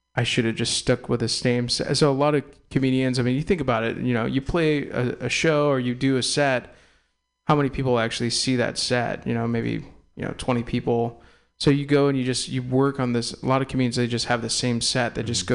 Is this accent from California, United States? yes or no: yes; Castro Valley, California, United States; also born or lived in Walnut Creek, California / Oakland, California / San Francisco, California; I'm an East Bay kid. I was born in Walnut Creek, raised in Castro Valley